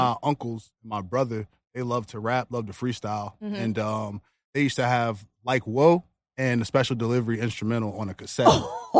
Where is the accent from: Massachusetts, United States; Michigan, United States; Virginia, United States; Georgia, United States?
Virginia, United States; Richmond; also born or lived in Goochland County, Virginia; I was born in Richmond. My family, both sides, are from Goochland.